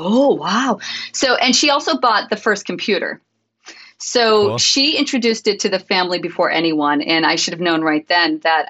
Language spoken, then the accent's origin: English; Connecticut, United States; moved away; I'm originally from Connecticut